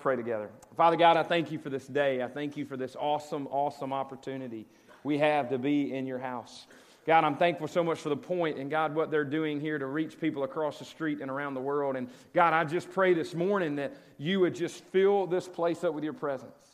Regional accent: Cleveland, Mississippi, United States; now in Oxford, United States; I grew up in Cleveland. I'm a Delta boy

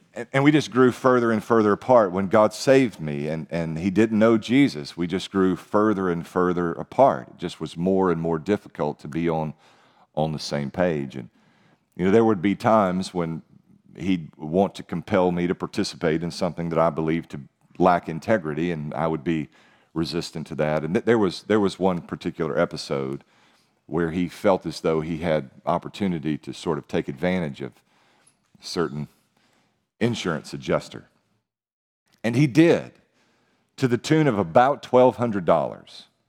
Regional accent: United States; as American Christians

